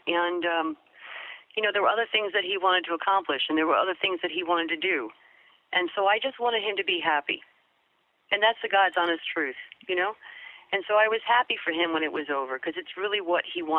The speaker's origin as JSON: {"language": "English", "region": "New York", "country": "United States", "accent": "New York", "said": "he had me lose my New York accent. I used to talk like this."}